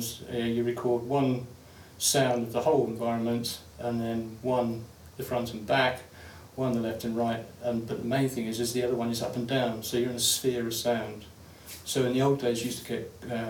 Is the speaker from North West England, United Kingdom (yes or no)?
no; London, United Kingdom; I grew up in London